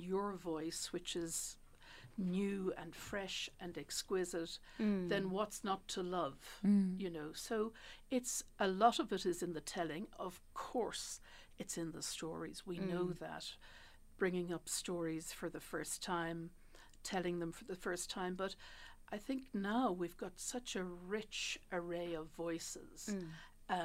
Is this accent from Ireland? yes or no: yes; Ireland; now in South Africa; I grew up in Ireland. I was born here, but grew up in Ireland.